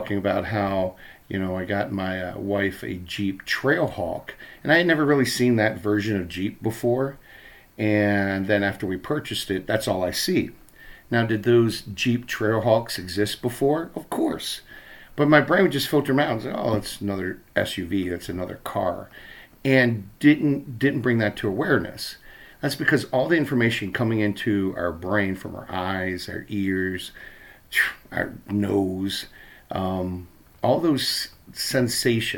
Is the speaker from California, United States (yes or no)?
no; Baltimore, Maryland, United States; moved away as an adult; now in Minnesota, United States; when I was a kid growing up in Baltimore